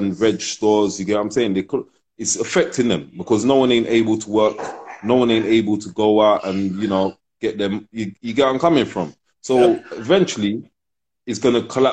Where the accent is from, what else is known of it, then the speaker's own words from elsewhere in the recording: London, United Kingdom; also born or lived in Ghana; I'm born in London, but I'm Ghanaian